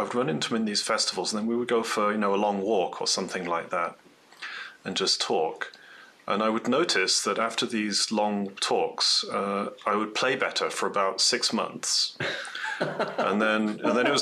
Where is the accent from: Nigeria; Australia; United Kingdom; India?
United Kingdom; North East England; moved away as an adult; also born or lived in London; now in Colorado, United States; I'm from Northeast England originally